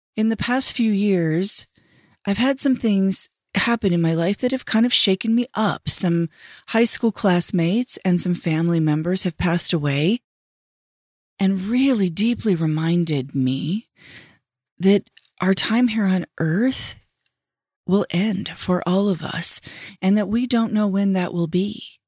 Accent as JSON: {"language": "English", "region": "Southern California", "country": "United States", "tie": "born or raised there", "said": "I grew up in Southern California"}